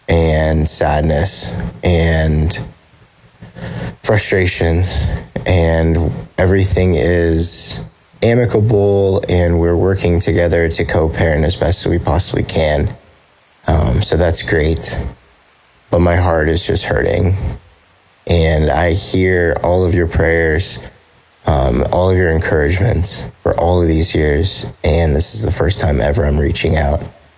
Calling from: South Carolina, United States; I'm from South Carolina

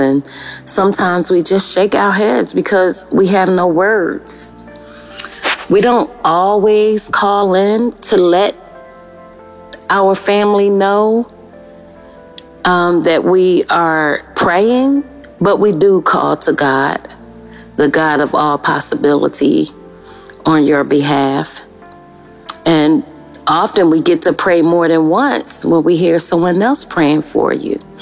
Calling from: Melbourne, Victoria, Australia; I'm calling from Melbourne, Australia

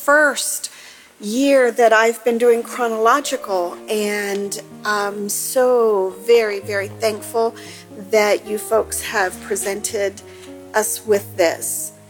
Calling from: Central Pennsylvania, United States; I'm calling from Central Pennsylvania

